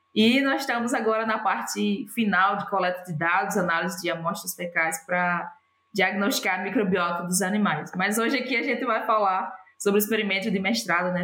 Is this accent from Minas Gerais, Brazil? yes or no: no; João Câmara, Rio Grande do Norte, Brazil; moved away as an adult; also born or lived in United States / Denmark / Southern Brazil; Eu sou original de João Câmara, no, no Rio Grande do Norte, né? Nascida e criada lá